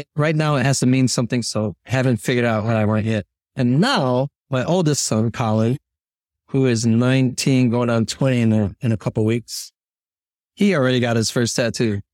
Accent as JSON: {"language": "English", "town": "Chicago", "region": "Illinois", "country": "United States", "tie": "born or raised there", "said": "I'm born and raised in Chicago"}